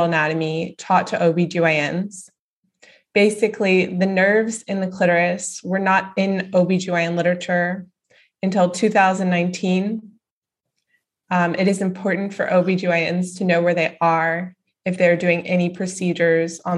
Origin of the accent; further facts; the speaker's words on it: Dallas, Texas, United States; I grew up in Dallas, Texas.